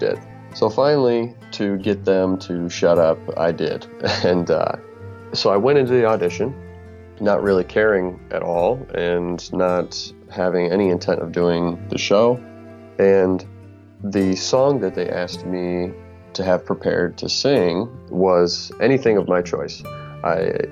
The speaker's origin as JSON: {"language": "English", "region": "Michigan", "country": "United States", "said": "I'm an actor from Michigan. I'm calling from the Lansing area"}